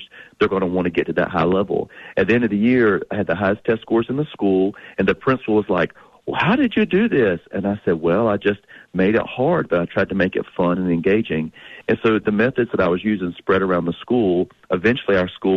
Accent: North Carolina, United States; I'm from the country. I grew up in North Carolina, down dirt roads

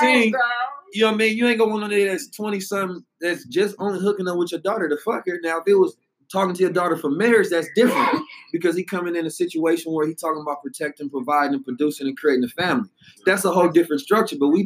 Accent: United States; also born or lived in Oakland, California / St. Louis, Missouri; I grew up in Oakland and St. Louis

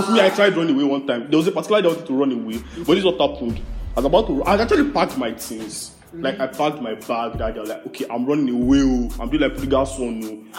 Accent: Nigeria; Growing up in Nigeria is a very interesting thing

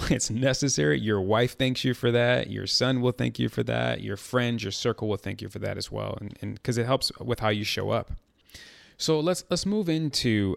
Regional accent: Chicago, Illinois, United States; I'm from Chicago

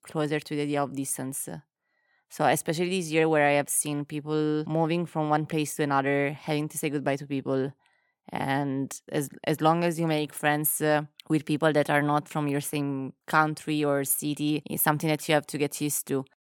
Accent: Naples, Campania, Italy; moved away; also born or lived in England / Milan; when I was growing up, and then I moved from Naples, and I went to other places like England or Milan

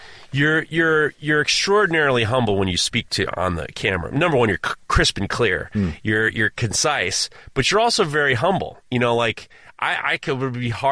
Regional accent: New York City, New York, United States; growing up in New York City by myself, basically my parents were divorced.

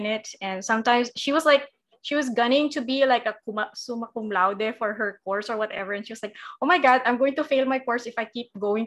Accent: Davao City, Davao Region, Philippines; also born or lived in Quezon City; I was from Davao. I was dorming

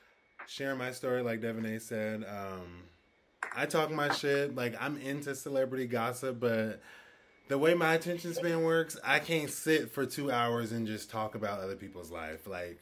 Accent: Oregon, United States; moved away as an adult; now in East Coast, United States; I'm from Oregon, and I've been on the East Coast for 10 years

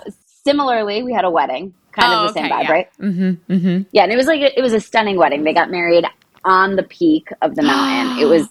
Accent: Connecticut, United States; also born or lived in 860 area, Connecticut; My phone's 203, but I moved to the 860 in like middle school. So I've kind of done the whole state.

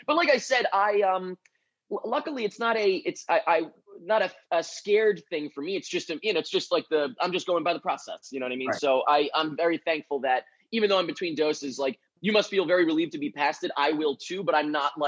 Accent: Long Island, New York, United States; also born or lived in Manhattan, New York; I grew up on Long Island, which is like a little bit out of the city there.

